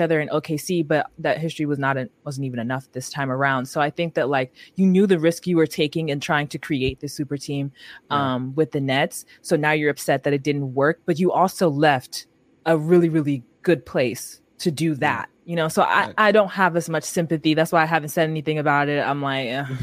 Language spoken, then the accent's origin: English; San Francisco, California, United States; also born or lived in Atlanta, Georgia; we moved to San Francisco when I was like three ish